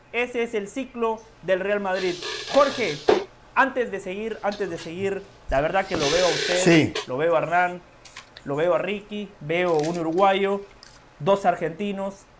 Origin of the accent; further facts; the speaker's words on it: Guatemala; yo soy de Guatemala